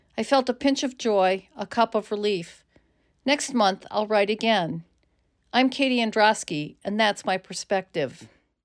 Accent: United States; As an American woman

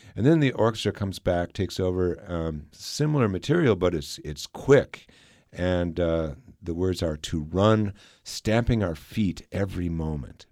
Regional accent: Minnesota, United States; now in Kansas, United States; I grew up in Minnesota, and and I've experienced 40 below weather

